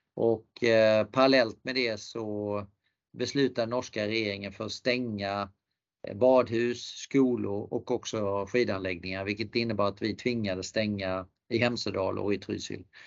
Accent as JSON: {"language": "Swedish", "country": "Sweden", "also_born_or_lived": "Canada / France", "moved": "as an adult", "said": "komma till Kanada som svensk"}